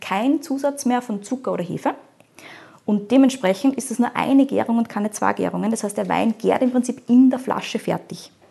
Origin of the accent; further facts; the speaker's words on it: Austria; bei uns in Österreich